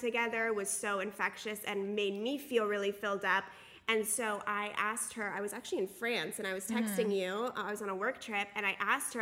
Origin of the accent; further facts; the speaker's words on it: San Diego, California, United States; we're from San Diego, and we were born and raised in San Diego, and I still live there.